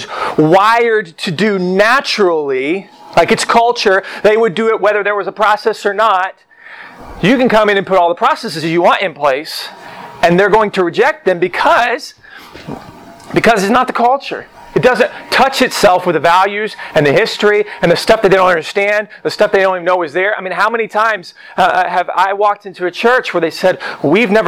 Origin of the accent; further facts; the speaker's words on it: Oklahoma, United States; And I grew up in Oklahoma. I grew up in a small town.